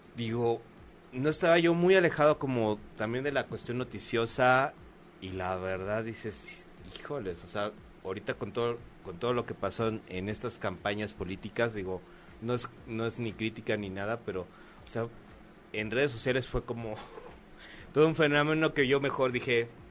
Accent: Mexico; somos los mexicanos

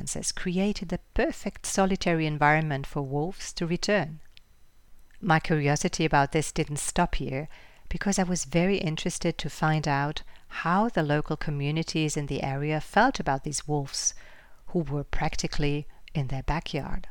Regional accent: Germany; right here in my home country, Germany

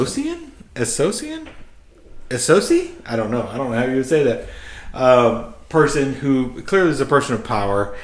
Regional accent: United States; we're not British. We're so, American

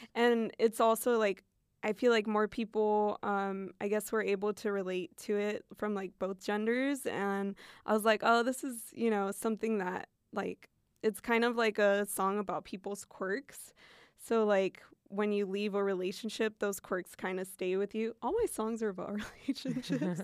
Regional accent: Fairbanks, Alaska, United States; first language Spanish; English is a second language; moved away; where I grew up, it's a small town, it's in Fairbanks

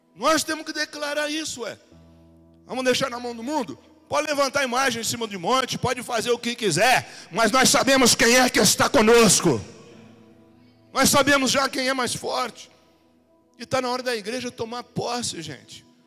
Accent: Brazil; Um Brasil que nós conhecemos como brasileiro, nós estudamos um pouco e fomos ensinados de um jeito.

